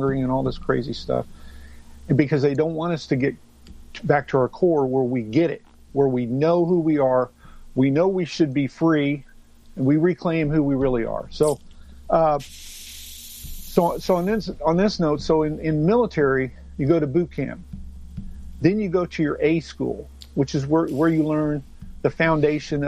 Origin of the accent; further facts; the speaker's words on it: Tornado Alley, United States; I'm from Tornado Alley